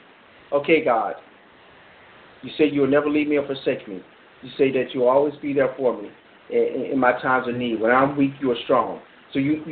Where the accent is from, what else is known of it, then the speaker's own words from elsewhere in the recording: Florida, United States; I'm from Florida